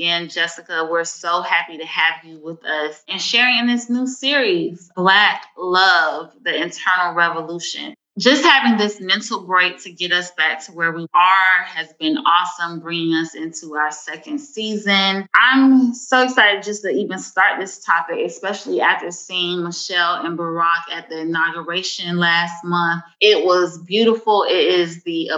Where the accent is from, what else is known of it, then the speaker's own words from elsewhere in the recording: Miami, Florida, United States; moved away as an adult; now in Atlanta, United States; from Miami, Florida, living and residing in the Atlanta metro area. I've been here about 10 years now